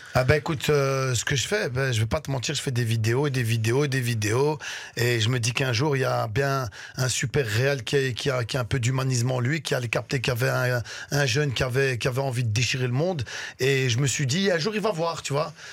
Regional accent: Brussels, Brussels-Capital Region, Belgium; also born or lived in Damascus, Syria; je suis syrien. Là-bas, je suis né à Damas. Et je suis venu en, Belgique, je suis venu à Bruxelles

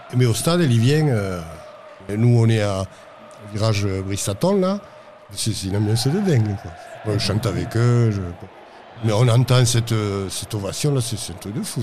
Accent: Toulouse, Occitania, France; moved away as an adult; now in Aveyron, France; Je suis exilé dans l'Aveyron depuis 30 euh, ans passés, mais je suis toulousain. Je suis né à Toulouse et jusqu'à, jusqu'aux années jusqu'en 90, je, vivais à, à Toulouse.

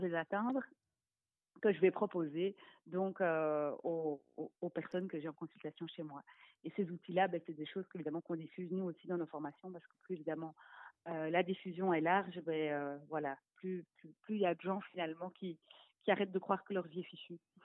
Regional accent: Brussels, Brussels-Capital Region, Belgium; je viens de Bruxelles

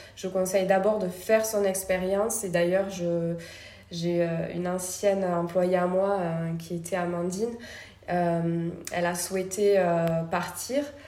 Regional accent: Toulouse, Occitania, France; also born or lived in Paris; je suis originaire de Toulouse

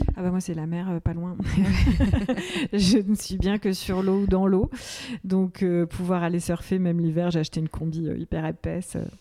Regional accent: Manche, Normandy, France; also born or lived in Madagascar / Paris; now in Nantes, France; j'ai grandi dans la Manche

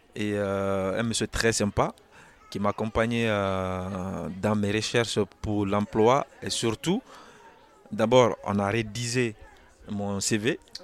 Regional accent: Guinea; now in France; Je viens de la Guinée

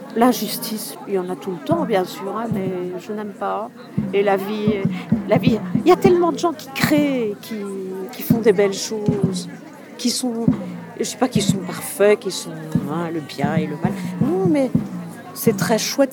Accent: Belgium; De Belgique

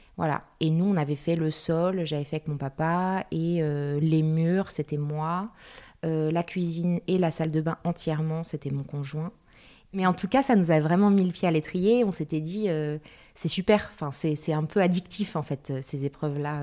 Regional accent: Paris, Île-de-France, France; moved away as an adult; now in Bordeaux, France; Je suis parisienne et j'habite Bordeaux depuis 6 ans maintenant.

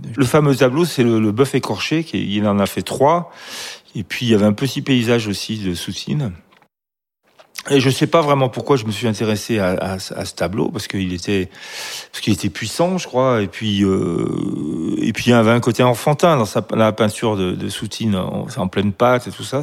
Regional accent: Grenoble, Auvergne-Rhône-Alpes, France; je suis de Grenoble

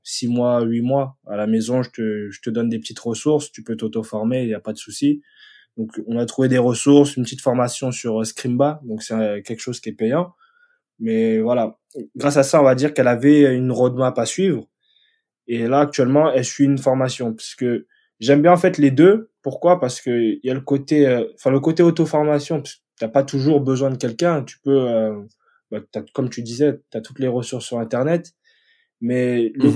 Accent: France; moved away as an adult; now in Stockholm, Sweden; je suis Français

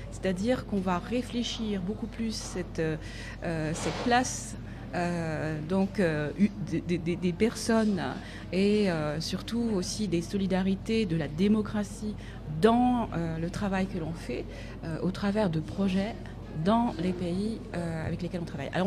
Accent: Nantes, Pays de la Loire, France; alors je viens de Nantes, je suis arrivée en 2013 ou 2014, je ne sais plus, euh, justement pour faire ce master en économie sociale et solidaire. J'avais envie de changer de région à ce moment-là

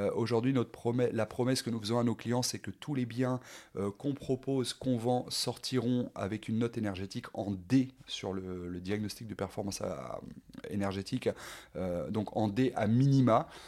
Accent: Rouen, Normandy, France; je suis originaire de Rouen

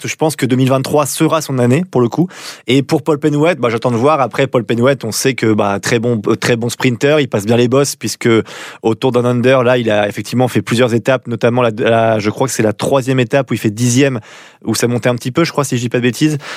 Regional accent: France; en tant que Français

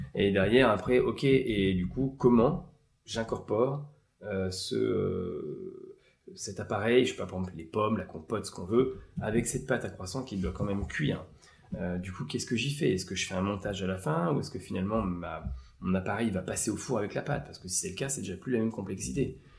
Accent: Eure-et-Loir, Centre-Val de Loire, France; je viens de l'Eure-et-Loire

